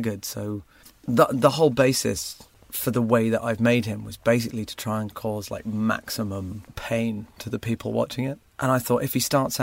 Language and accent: English; Surrey, South East England, United Kingdom; It's kind of Surrey. Nearest landmark is Gatwick Airport, kind of between Reigate and Redhill